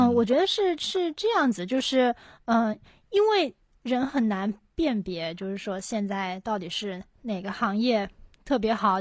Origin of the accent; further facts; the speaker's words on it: Shanghai, China; 我是上海的嘛